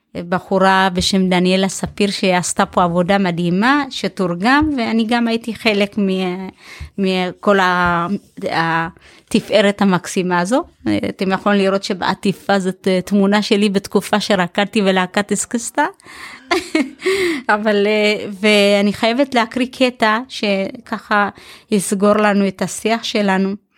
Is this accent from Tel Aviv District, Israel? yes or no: no; Ein Shemer, Haifa District, Israel; also born or lived in Ethiopia; אני גדלתי בקיבוץ, קיבוץ עין שמר